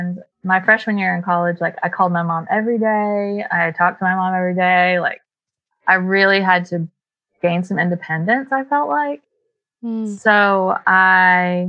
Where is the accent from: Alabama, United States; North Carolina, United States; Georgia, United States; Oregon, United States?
North Carolina, United States; Waynesville; accent: twangy, a little bit of a drawl; moved away as an adult; also born or lived in Tennessee; I grew up in Waynesville, North Carolina